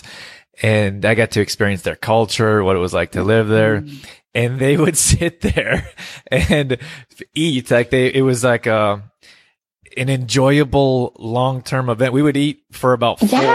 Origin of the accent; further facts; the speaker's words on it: West Coast of Canada, Canada; I grew up here and on the West Coast